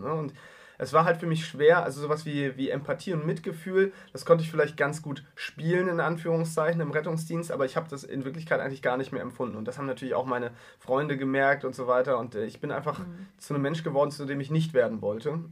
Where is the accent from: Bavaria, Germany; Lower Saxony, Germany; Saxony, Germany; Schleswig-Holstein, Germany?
Schleswig-Holstein, Germany; Heide; Ich komme aus der Kleinstadt, Heide in Schleswig-Holstein, knapp 20.000 Einwohner